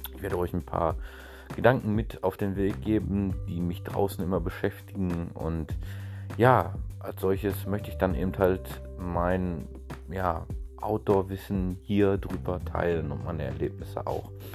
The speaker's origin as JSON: {"language": "German", "area": "Ruhr area", "region": "North Rhine-Westphalia", "country": "Germany", "accent": "leichter Dialekt (Ruhrgebiet)", "said": "bin eine einfache Person aus dem Ruhrgebiet, wie man vielleicht auch schon an meinem leichten Dialekt hört"}